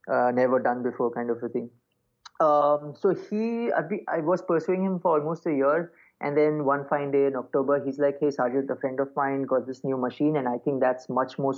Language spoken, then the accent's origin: English; Kuwait; also born or lived in Mumbai, India; I was, I actually I was born in Bombay, but first seven years of my life, I grew up in Kuwait.